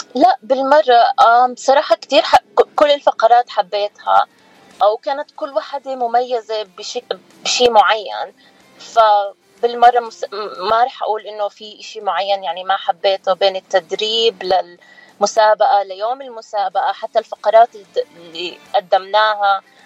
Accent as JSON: {"language": "Arabic", "town": "Nablus", "region": "West Bank", "country": "Palestine", "tie": "born or raised there", "moved": "as an adult", "lives_now": "Philadelphia, United States", "said": "أنا كنت مولودة بفلسطين وكنت آه، أجي وأروح بين بنسلفانيا وفلسطين لأنه كان بابا عايش هون وماما كانت هناك فتربيت بين بيي وأمي"}